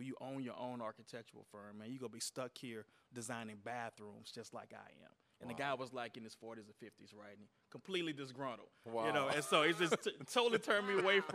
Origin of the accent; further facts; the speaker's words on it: Beaumont, Texas, United States; It goes back to my deep roots growing up in Beaumont, Texas